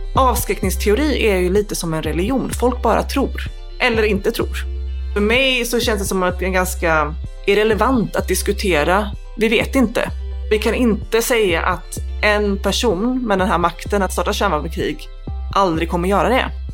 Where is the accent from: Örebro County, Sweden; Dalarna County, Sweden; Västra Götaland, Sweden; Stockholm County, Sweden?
Västra Götaland, Sweden; Gothenburg; Jag växte upp i Angered utanför Göteborg